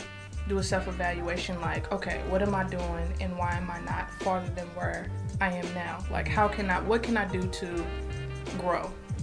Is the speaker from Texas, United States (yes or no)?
yes; Dallas, Texas, United States; also born or lived in Chicago; Born and raised in Dallas. I am a producer, creative. Moved to Chicago in 2013 for school